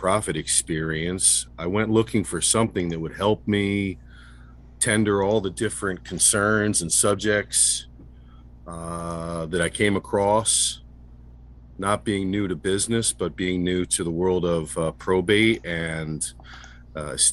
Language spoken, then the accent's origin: English; Sussex County, New Jersey, United States; I grew up here in Sussex County